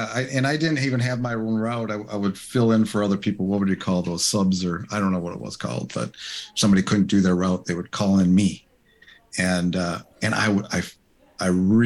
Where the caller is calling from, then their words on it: West Allis, Wisconsin, United States; I am hailing from West Dallas, actually, Wisconsin, by Milwaukee, a little suburb of Milwaukee.